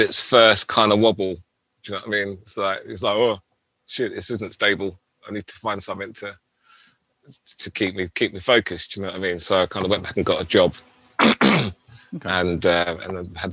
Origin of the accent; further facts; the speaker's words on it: London, United Kingdom; moved away as an adult; also born or lived in Plymouth; grew up in London